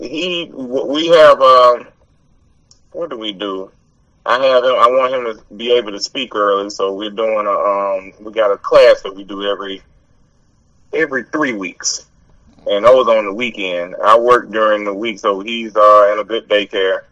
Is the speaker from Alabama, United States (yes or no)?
yes; Lipscomb, Alabama, United States; I'm from Lipscomb